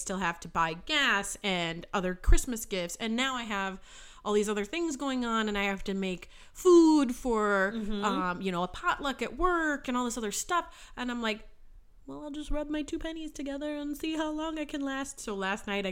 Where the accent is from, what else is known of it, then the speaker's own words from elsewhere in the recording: Minnesota, United States; I'm Minnesotan.